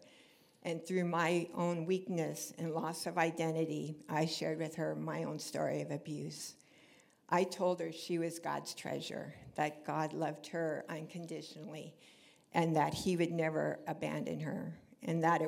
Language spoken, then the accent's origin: English; Orange County, California, United States; moved away as an adult; I grew up here in Orange County